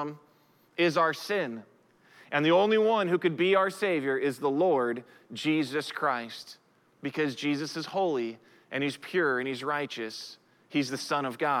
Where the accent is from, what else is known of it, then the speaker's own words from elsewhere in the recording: United States; I'm a citizen of the United States of America simply because I was born in the United States of America